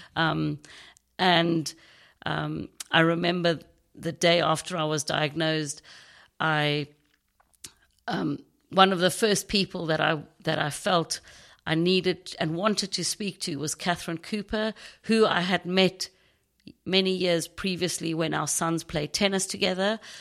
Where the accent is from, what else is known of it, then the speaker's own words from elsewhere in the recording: Knysna, Western Cape, South Africa; accent: South African; now in United Kingdom; I grew up in a small town in South Africa called Nyasna. It's on the Garden Route.